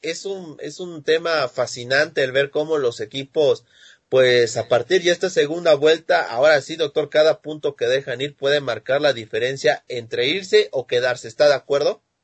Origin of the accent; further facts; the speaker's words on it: Mexico; yo no soy de España, Ah, soy mexicano